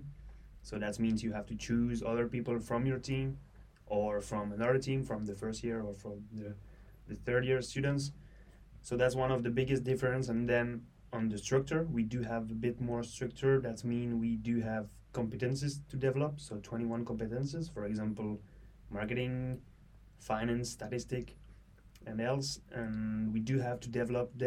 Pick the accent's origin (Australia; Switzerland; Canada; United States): Switzerland; I'm from Switzerland